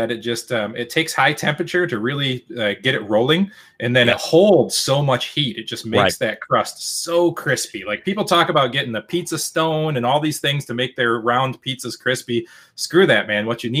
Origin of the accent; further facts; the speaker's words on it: Petoskey, Michigan, United States; I'm not a Detroiter, guys. I grew up in Petoskey